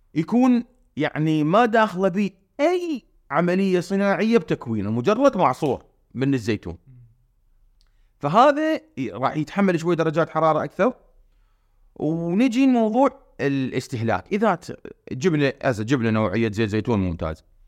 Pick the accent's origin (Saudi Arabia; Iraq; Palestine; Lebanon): Iraq; احنا هسه بالعراق